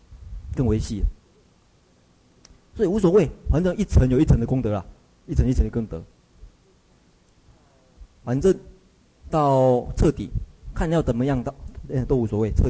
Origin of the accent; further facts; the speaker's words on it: Taiwan; 像像我们台湾一样，我们台湾人只能够看到这一层，所以都做加工业